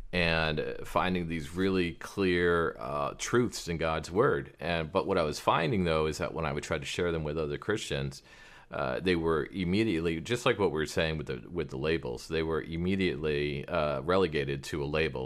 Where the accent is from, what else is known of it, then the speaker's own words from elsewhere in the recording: Prescott Valley, Arizona, United States; I was raised in Prescott Valley, Arizona.